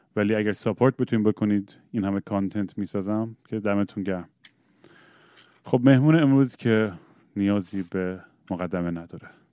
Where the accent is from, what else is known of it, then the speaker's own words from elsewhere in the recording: United States; ما تو 1980s تو آمریکا بزرگ شدیم